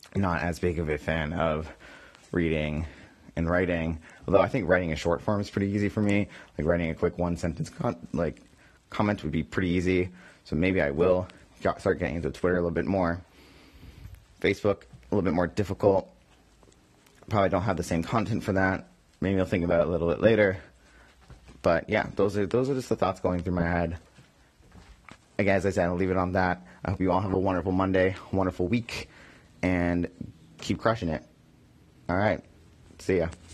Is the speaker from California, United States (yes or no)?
no; Boston, Massachusetts, United States; now in New York, United States; my hometown, my home teams